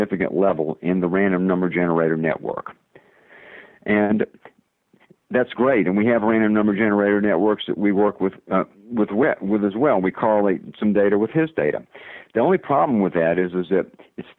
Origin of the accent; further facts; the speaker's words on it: the South, United States; accent: southern; my southern accent